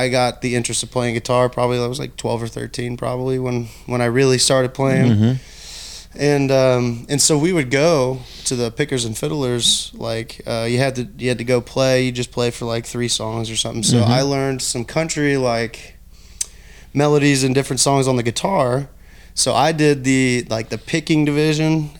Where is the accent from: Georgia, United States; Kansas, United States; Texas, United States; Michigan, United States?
Kansas, United States; Osawatomie; also born or lived in Olathe, Kansas; I was born in Olathe and grew up in Osawatomie